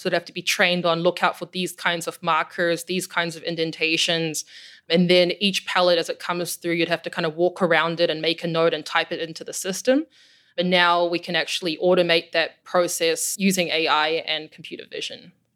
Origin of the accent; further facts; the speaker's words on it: New Zealand; moved away as an adult; also born or lived in Germany; now in Chicago, United States; I'm from New Zealand and, and grew up in a pretty isolated part of the world